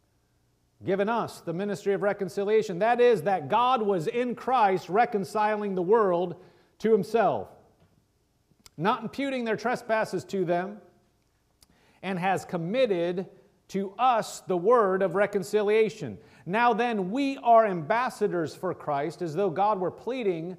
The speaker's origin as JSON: {"language": "English", "region": "Nebraska", "country": "United States", "said": "I'm from Nebraska."}